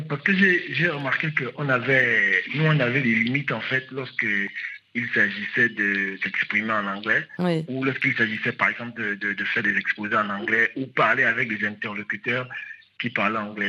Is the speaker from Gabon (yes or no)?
yes; Gabon; moved away as an adult; now in Rabat, Morocco; je suis gabonais, je suis arrivé au Maroc en 2019